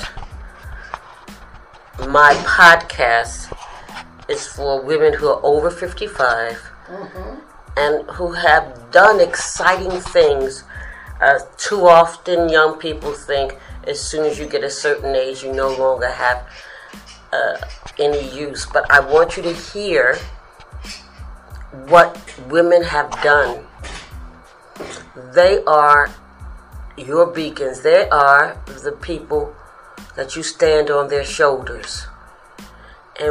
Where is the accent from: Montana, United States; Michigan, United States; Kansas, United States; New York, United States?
New York, United States; New York City; I'm from the Bronx, I'm from the projects